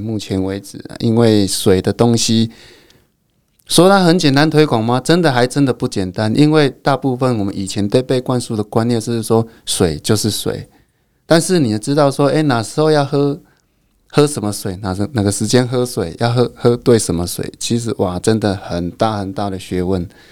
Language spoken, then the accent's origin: Chinese; Fangshan Township, Pingtung County, Taiwan; 我们家乡附近